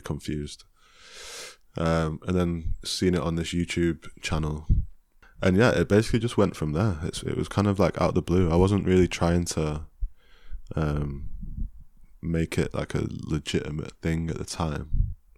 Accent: Chesterfield, East Midlands, United Kingdom; I'm from Chesterfield

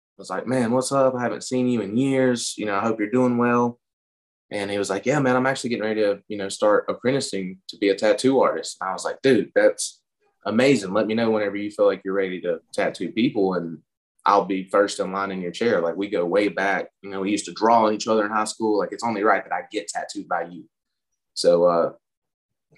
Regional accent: Lenoir, North Carolina, United States; I was born and raised in Lenore, North Carolina

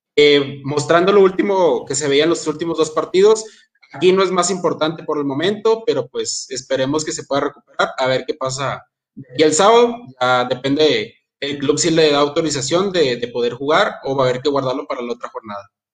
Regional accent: Santiago, Nuevo León, Mexico; soy de Santiago, Nuevo León

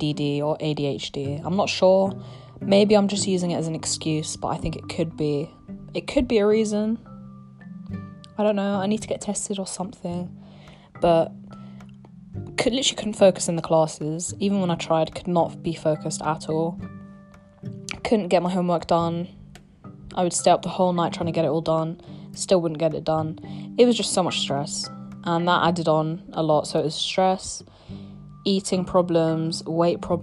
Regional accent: United Kingdom; accent: British; I'm gonna be using my real British accent. This is how I speak

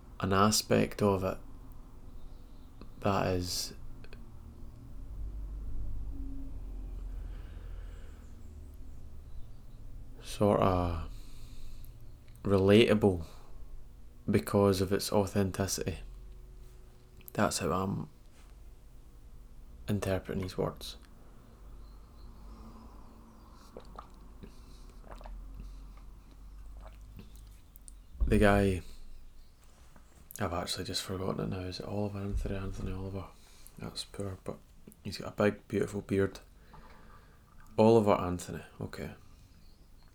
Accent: Scotland, United Kingdom; I'm Scottish

